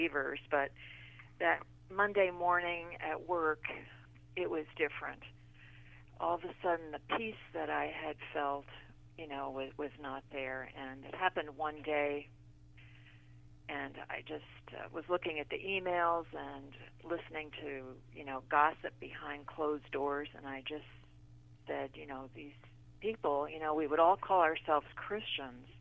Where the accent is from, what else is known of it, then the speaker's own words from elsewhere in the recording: the Garden State, New Jersey, United States; moved away as an adult; also born or lived in Illinois; I was born in the Garden State, the flower state, and actually my family had a flower growing business. So I grew up next to glass greenhouses